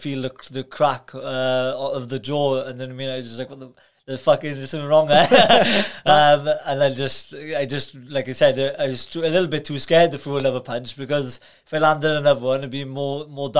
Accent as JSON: {"language": "English", "town": "Carmarthen", "region": "Wales", "country": "United Kingdom", "tie": "born or raised there", "said": "I was born in Carmarthen"}